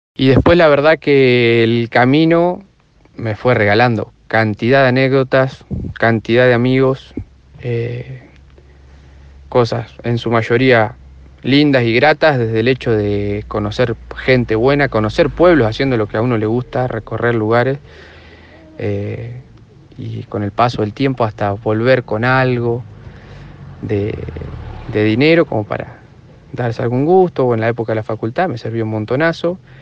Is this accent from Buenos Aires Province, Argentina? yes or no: yes; Tres Arroyos, Buenos Aires Province, Argentina; moved away as an adult; now in La Plata, Argentina; Soy de Tres Arroyos, al sudeste de la provincia de Buenos Aires, contra el mar argentino